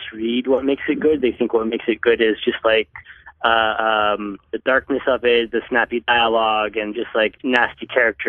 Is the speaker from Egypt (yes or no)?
yes; Egypt; growing up in Egypt, I had an incredibly limited access to comics